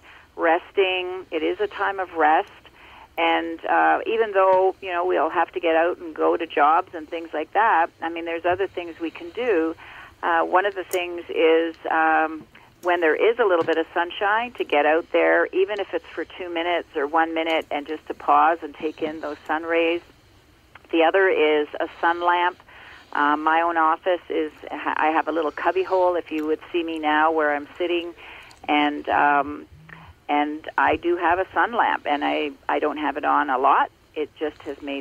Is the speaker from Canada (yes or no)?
yes; Ontario, Canada; born or raised there